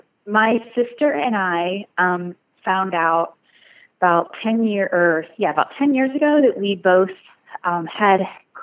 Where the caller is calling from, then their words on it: Cincinnati, Ohio, United States; Hi, I'm calling from Cincinnati.